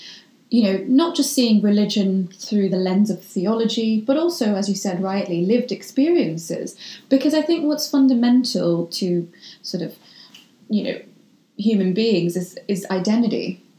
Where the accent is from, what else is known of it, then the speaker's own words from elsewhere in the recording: Ireland; I am a Muslim, practicing one. And I grew up in Ireland. So that is also part of my identity.